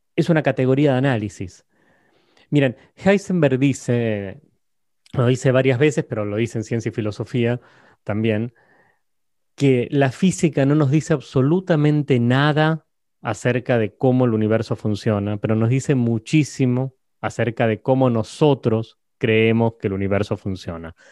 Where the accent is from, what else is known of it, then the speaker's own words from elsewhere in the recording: Argentina; soy argentino y hablo en argentino